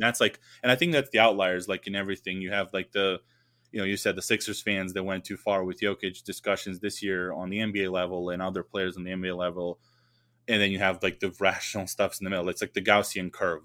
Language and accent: English; Serbia